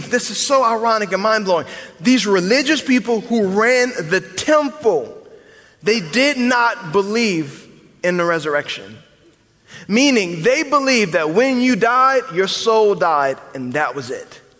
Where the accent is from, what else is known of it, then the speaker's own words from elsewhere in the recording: the South, United States; I'm a Christian because I'm from the South.